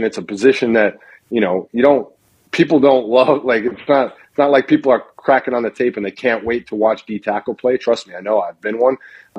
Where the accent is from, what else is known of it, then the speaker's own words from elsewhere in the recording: Wisconsin, United States; I grew up in Wisconsin.